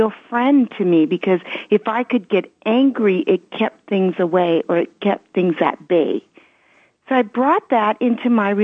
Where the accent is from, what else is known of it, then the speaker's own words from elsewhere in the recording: Canada; English is a second language; also born or lived in Belgium; I was born in Belgium as my history. And so they brought me to Canada, and I lost my grandparents